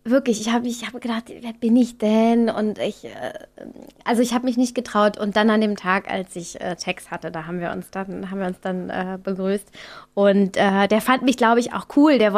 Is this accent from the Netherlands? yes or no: no; Austria; now in Berlin, Germany; So als Österreicher, weißt du, da denke ich mir auch immer